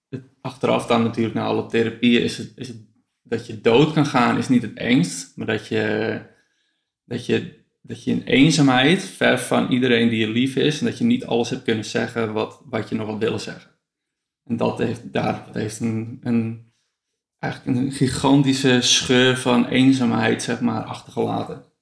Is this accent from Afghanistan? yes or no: yes; Afghanistan; Nee, ik heb, dat ik uit Afghanistan kwam, uh, ja, waarschijnlijk is dus wel echt een beetje bot eh, te zijn geweest ook.